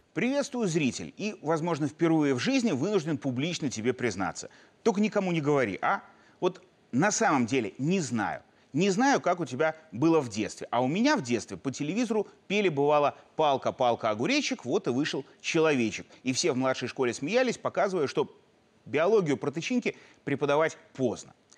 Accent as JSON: {"language": "Russian", "country": "Belarus", "said": "мы, белорусы, мирные люди"}